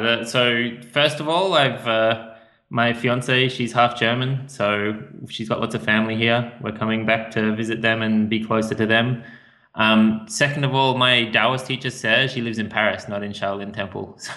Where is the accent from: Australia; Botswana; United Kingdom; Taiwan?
Australia; moved away as an adult; I come from Australia. The sun's out most of the time there